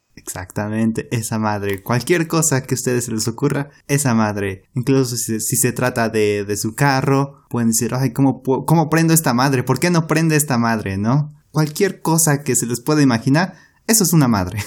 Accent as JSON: {"language": "Spanish", "country": "Mexico", "said": "nosotros como mexicanos"}